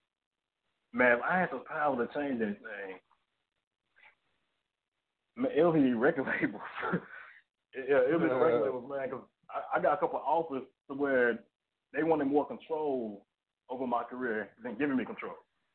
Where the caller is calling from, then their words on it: McKinney, Texas, United States; I'm calling from Dallas, Texas, man. Dallas, Fort Worth, Texas. Let me say it like this. In McKinney.